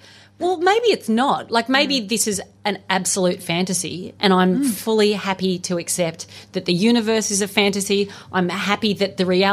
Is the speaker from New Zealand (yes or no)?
no; Australia; I'm Australian